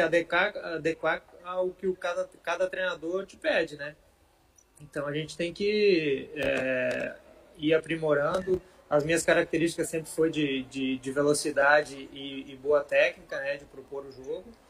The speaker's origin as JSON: {"language": "Portuguese", "town": "Rio do Sul", "region": "Santa Catarina", "country": "Brazil", "tie": "born or raised there", "also_born_or_lived": "Ituporanga / Joinville", "said": "eu nasci em Rio do Sul, que é ao lado de Blumenau. Okay. E os meus pais, eles moraram em Itaioia e eu fui morar para lá, uma cidade bem pequenininha, perto de Rio do Sul"}